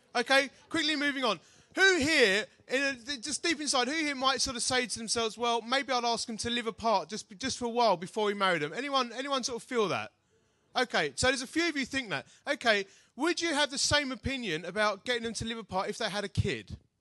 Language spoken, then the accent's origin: English; United Kingdom; I'm such a British bloke